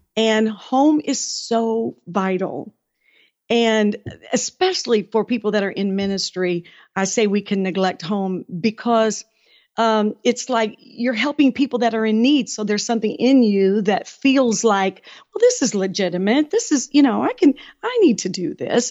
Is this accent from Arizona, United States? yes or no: no; Detroit, Michigan, United States; moved away as an adult; also born or lived in West Virginia; I was from Detroit